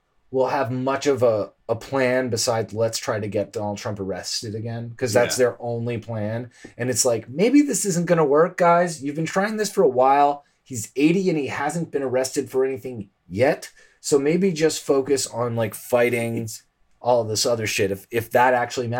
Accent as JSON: {"language": "English", "country": "Canada", "said": "we're Canadian"}